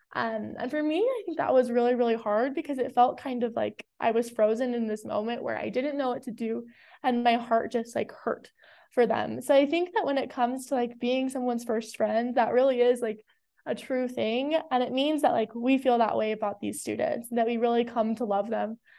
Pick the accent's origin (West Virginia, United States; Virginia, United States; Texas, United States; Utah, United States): Utah, United States; South Jordan; I am from South Jordan, Utah